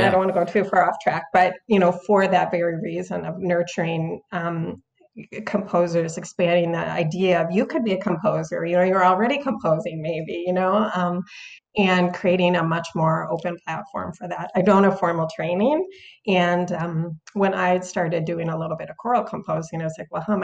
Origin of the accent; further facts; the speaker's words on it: Minneapolis, Minnesota, United States; moved away as an adult; also born or lived in New York / Italy; now in Portland, United States; I was born in New York actually. But I moved to Minneapolis like as a teenager. And so my kind of formative years were there